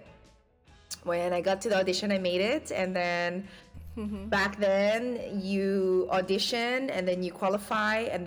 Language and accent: English; Australia; moved away as an adult; now in Philippines; growing up in Australia